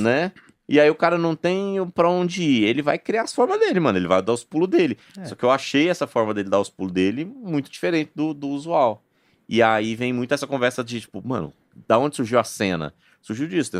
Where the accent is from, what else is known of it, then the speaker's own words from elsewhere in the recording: Goiânia, Goiás, Brazil; moved away; eu sou daqui